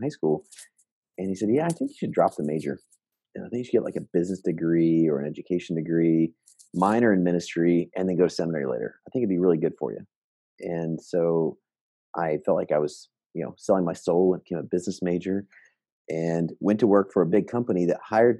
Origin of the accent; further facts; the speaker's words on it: Alaska, United States; now in Texas, United States; I grew up in Alaska